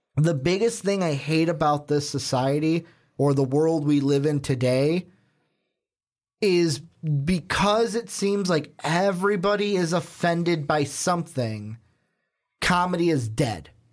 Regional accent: Chicago, Illinois, United States; The city we are from, the big market city we are from

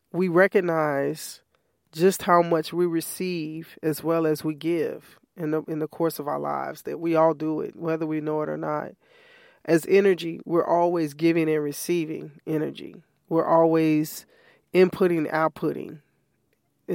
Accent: Chicago, Illinois, United States; moved away; my family and my mom and sibling and other family members in Chicago.

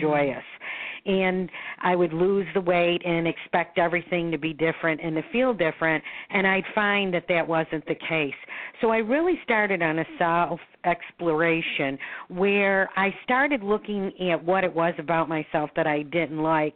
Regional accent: Buffalo, New York, United States; moved away as an adult; now in Florida, United States; I was born in Buffalo, New York. I oh. now am a resident of Florida, so I split my time between Florida and um, and Buffalo

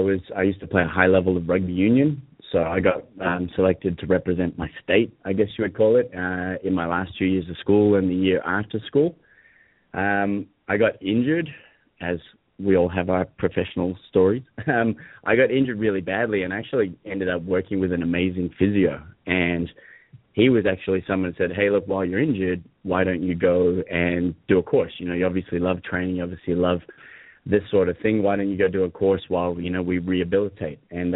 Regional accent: Hong Kong; I think so, and I grew up in an American international school in Hong Kong, so my accent's a bit all over the place.

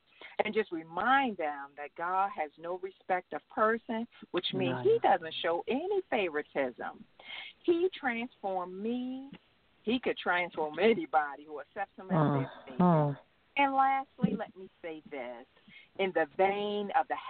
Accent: Baltimore, Maryland, United States; growing up in Lafayette Projects in East Baltimore in poverty had its challenges

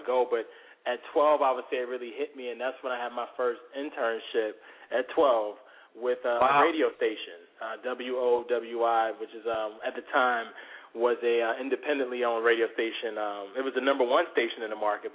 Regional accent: Norfolk, Virginia, United States; I'm from Norfolk originally, and then I went to high school in Virginia Beach, but that's my stomping ground, 757

